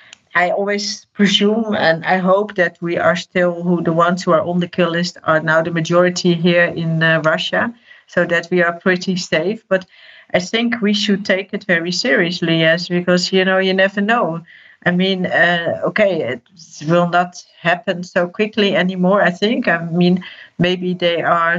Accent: Netherlands; I'm from the Netherlands

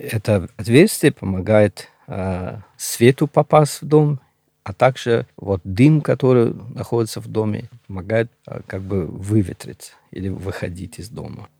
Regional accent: Pamir, Gorno-Badakhshan, Tajikistan; first language Shughni; Russian is a second language; now in Moscow, Russia; я родился на Памире, вырос там

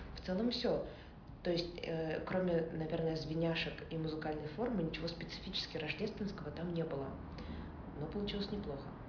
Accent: Saint Petersburg, Russia; я из Санкт-Петербурга

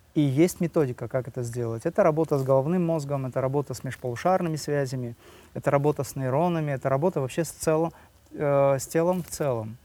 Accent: Dagestan, Russia; я родился в Дагестане, да, у меня родители преподаватели

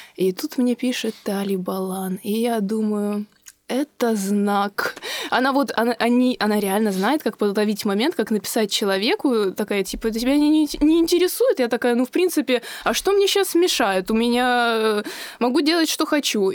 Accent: Moscow, Russia; moved away as an adult; now in Israel; Я родилась и выросла в Москве

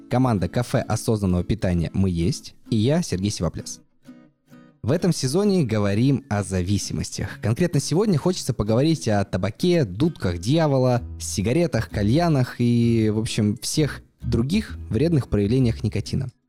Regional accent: Yekaterinburg, Sverdlovsk Oblast, Russia; я из Екатеринбурга

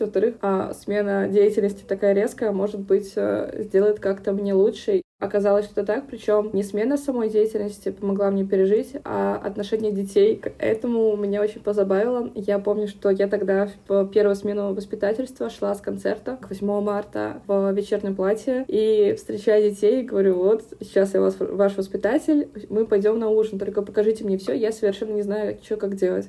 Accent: Saint Petersburg, Russia; moved away as an adult; now in Yamalo-Nenets Autonomous Okrug, Russia; я из Санкт-Петербурга

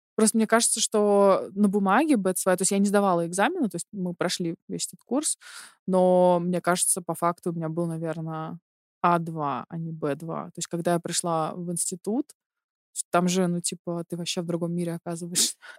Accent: Chekhov, Moscow Oblast, Russia; now in Germany; Я из Московской области, город Чехов

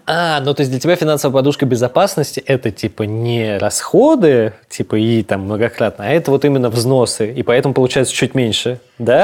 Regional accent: Moscow, Russia; я вырос в Москве

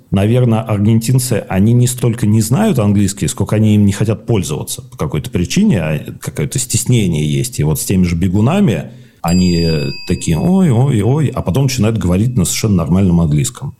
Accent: Moscow Oblast, Russia; moved away as an adult; also born or lived in Istanbul; now in Buenos Aires, Argentina; я же родился в Москве, вырос в Подмосковье

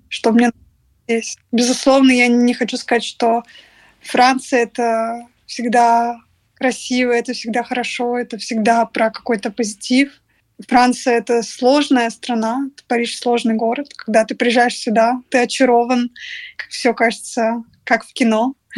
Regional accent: Russia; moved away as an adult; now in Paris, France; ну из России

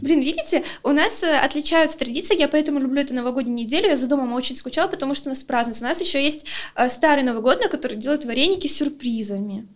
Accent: Luhansk, Luhansk Oblast, Ukraine; я просто с Украины, э, ну, Луганска

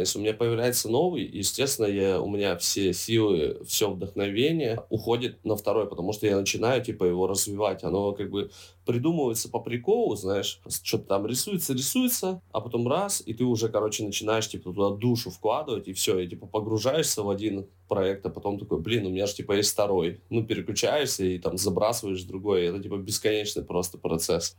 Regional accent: Zheleznogorsk, Krasnoyarsk Krai, Russia; now in Saint Petersburg, Russia; как же хочется на родину. Ну, правда, знаешь, один день побыть на родине

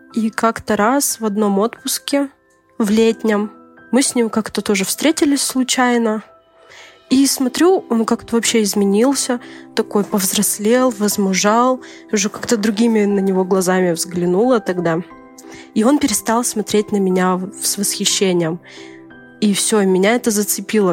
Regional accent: Kyzyl, Tuva, Russia; also born or lived in Saryg-Sep; я из Сибири, город Кызыл, республика Тыва

